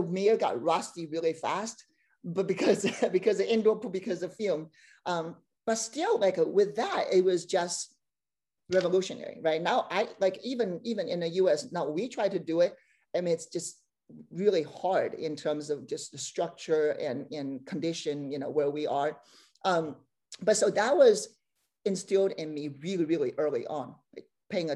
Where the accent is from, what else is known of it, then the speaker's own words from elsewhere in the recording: China; moved away as an adult; also born or lived in Beijing; now in Bay Area, United States; growing up in China